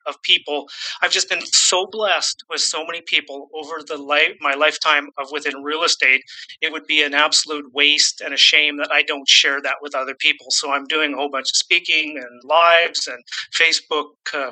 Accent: Saskatchewan, Canada; also born or lived in British Columbia; now in Vancouver, Canada; I'm born and raised in Saskatchewan. I do live in British Columbia, just outside of Vancouver at the moment

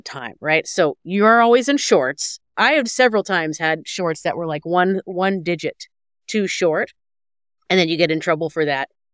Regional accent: Houston, Texas, United States; I grew up in Texas

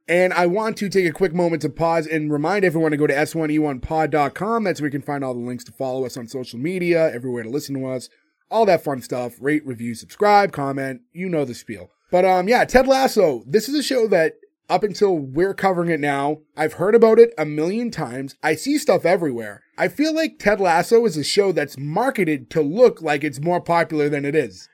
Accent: United States; I grew up in America

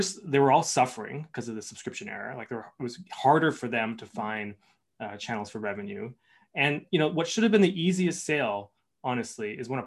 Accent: Canada; I'm Canadian

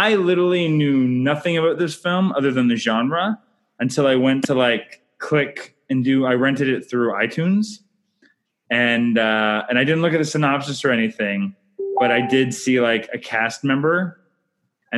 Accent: Canada; I'm Canadian filmmaker

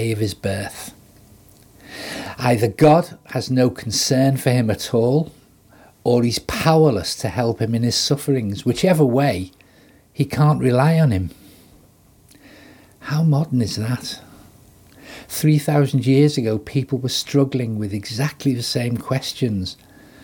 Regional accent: Liverpool, North West England, United Kingdom; as a Scouser, it's in my DNA to make witty or sarcastic comments

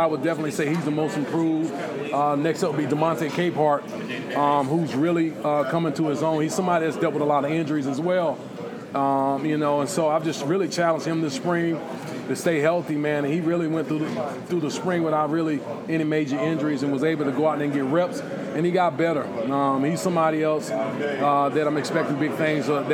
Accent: Lyons, Georgia, United States; I'm from South Georgia, you know, small town. So I know how to talk to people because everybody knows everybody where I'm from in Lyons.

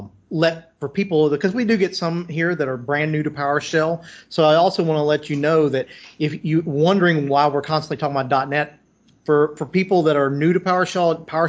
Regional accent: Nashville, Tennessee, United States; I'm from Nashville

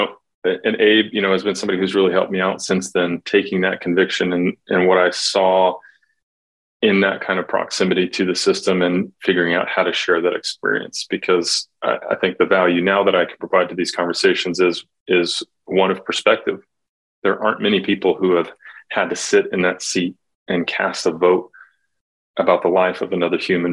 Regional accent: Oklahoma, United States; moved away as an adult; I grew up in Oklahoma and moved away for a number of years

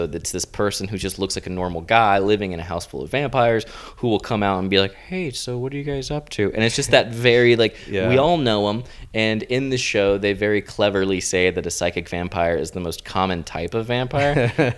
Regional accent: Tampa, Florida, United States; It was beautiful. Yeah, my home state. It was about an hour out of my town in Tampa.

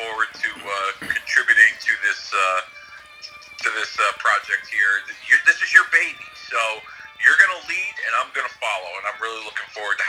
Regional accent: Connecticut, United States; Even though I'm from Connecticut

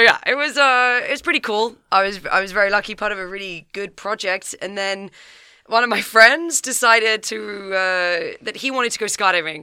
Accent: Kent, South East England, United Kingdom; I'm from Kent, so down south, just outside of London.

